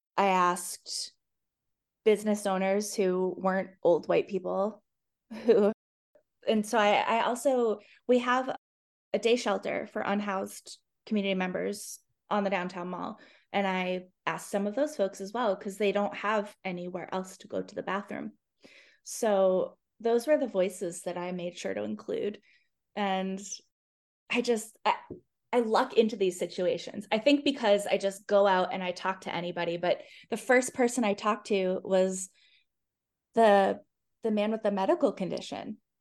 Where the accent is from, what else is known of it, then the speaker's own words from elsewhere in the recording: Boston area, Massachusetts, United States; now in Charlottesville, United States; I'm from the Boston area in Massachusetts, and my family talks a lot